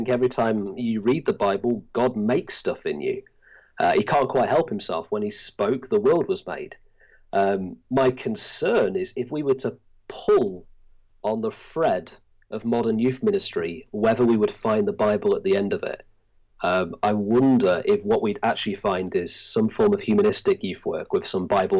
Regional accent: Blackpool, North West England, United Kingdom; moved away as an adult; now in Llandudno, United Kingdom; I'm from Blackpool originally, been here for the last 8 years

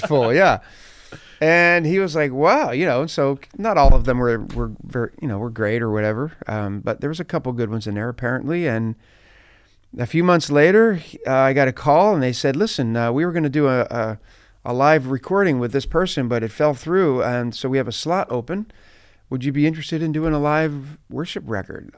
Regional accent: just outside Philadelphia, New Jersey, United States; I grew up just outside of Philadelphia. So, uh, South Jersey, we would call that, like, uh, New Jersey

